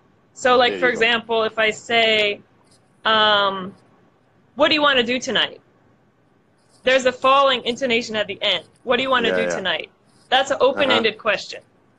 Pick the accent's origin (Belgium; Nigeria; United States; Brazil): Brazil; English is a second language; I'm from Brazil.